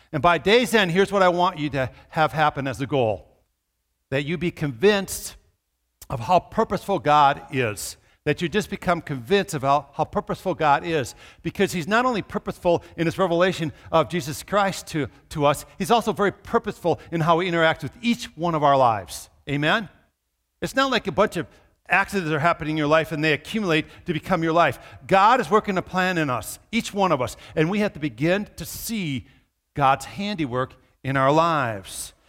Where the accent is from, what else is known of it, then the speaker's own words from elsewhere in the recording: Minnesota, United States; moved away; also born or lived in southern Iowa / Brookings, South Dakota; I grew up in Minnesota